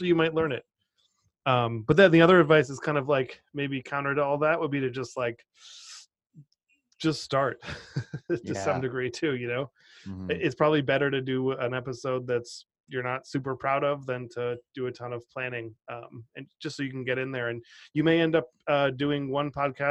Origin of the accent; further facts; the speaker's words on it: Cotuit, Massachusetts, United States; I grew up on Cape Cod, Massachusetts, in a tiny town called Cotuit